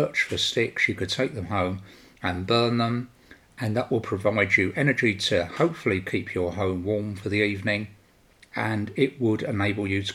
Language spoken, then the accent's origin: English; London, United Kingdom; now in Sweden; I was born and raised in London, as my accent portrays to you